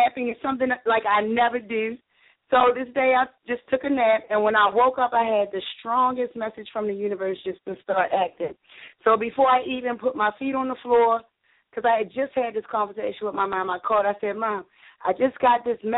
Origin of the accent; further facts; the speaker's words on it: Baltimore, Maryland, United States; I was born and raised in Baltimore City